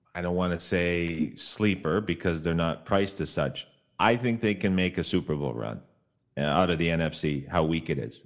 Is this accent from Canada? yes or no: yes; Canada; moved away; I grew up in Canada